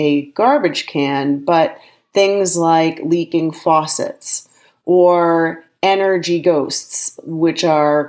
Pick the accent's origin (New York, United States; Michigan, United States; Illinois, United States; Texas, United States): Illinois, United States; Evanston; I, in fact, grew up in Evanston, Illinois